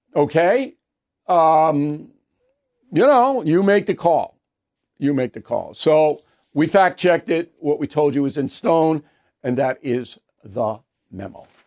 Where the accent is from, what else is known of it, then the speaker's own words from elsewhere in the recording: New Jersey, United States; I'm from Jersey